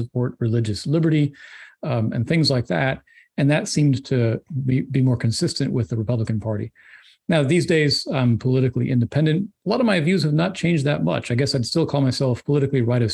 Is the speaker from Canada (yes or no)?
no; Oregon, United States; moved away as an adult; now in Washington, D.C. area, United States; I grew up in Oregon, actually. I was born on the West Coast, raised in Oregon